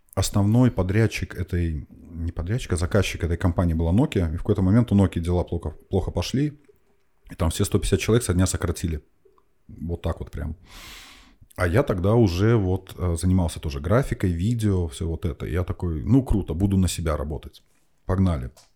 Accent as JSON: {"language": "Russian", "region": "Minsk", "country": "Belarus", "tie": "born or raised there", "moved": "as an adult", "lives_now": "Estonia", "said": "я, я из Беларуси, угу. из Минска, там это тракторозаводской район"}